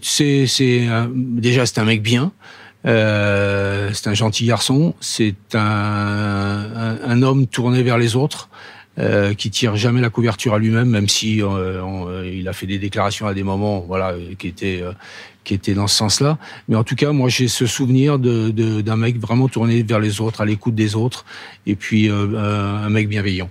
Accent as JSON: {"language": "French", "town": "Paris", "region": "Île-de-France", "country": "France", "tie": "born or raised there", "said": "je suis parisien, euh, je suis né à Paris."}